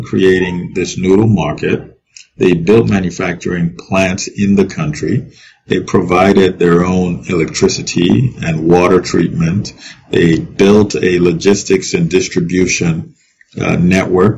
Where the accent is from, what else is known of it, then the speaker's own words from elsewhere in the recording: Nigeria; I grew up in Nigeria, and I grew up eating noodles